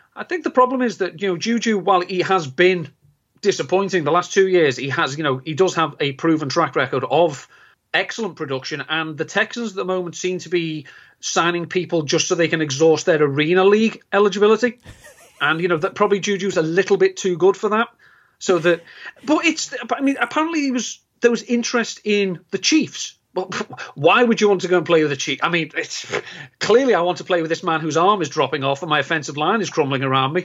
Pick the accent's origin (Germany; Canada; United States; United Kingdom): United Kingdom; England; being English